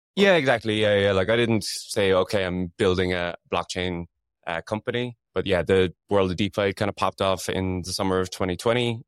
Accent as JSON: {"language": "English", "country": "Ireland", "moved": "yes", "lives_now": "London, United Kingdom", "said": "I'm Irish, so we say soccer as well"}